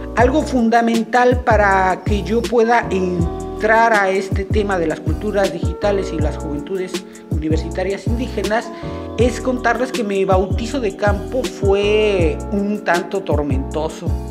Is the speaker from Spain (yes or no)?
no; Mexico; soy mexicano.